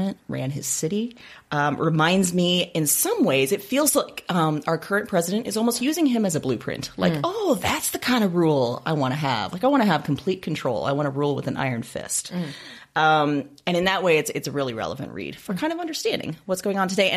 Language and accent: English; Iowa, United States; moved away as an adult; also born or lived in Chicago; I grew up here in Iowa, but then most of my adult life was spent in Chicago.